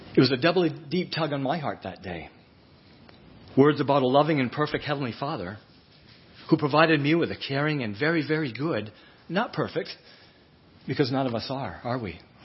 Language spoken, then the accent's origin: English; Fort Kent, Maine, United States; also born or lived in North Shore, Massachusetts; I grew up in Fort Kent